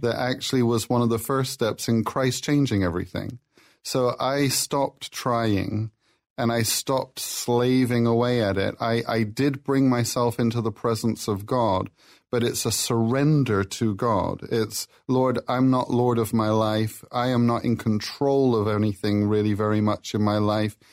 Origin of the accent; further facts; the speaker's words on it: Plymouth, South West England, United Kingdom; moved away; I'm from Plymouth, England